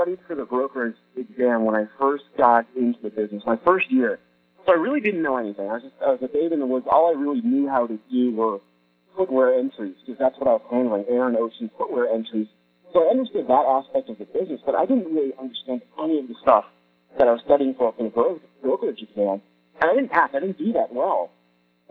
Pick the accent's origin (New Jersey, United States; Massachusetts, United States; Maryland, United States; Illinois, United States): Massachusetts, United States; Boston; also born or lived in California; I was in California at the time, but I'm from Boston, and I decided to move back to Boston